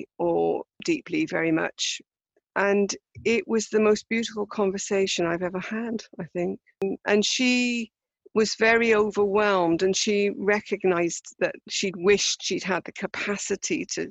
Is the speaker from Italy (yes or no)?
no; United Kingdom; as British people